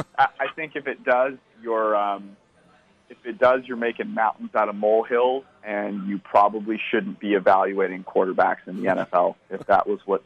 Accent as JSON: {"language": "English", "area": "Bay Area", "region": "California", "country": "United States", "said": "I'm also from the Bay Area."}